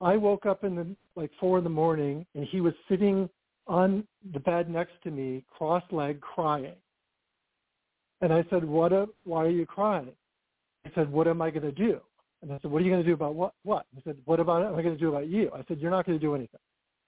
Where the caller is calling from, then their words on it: Southern California, United States; I'm calling from calling from Southern California.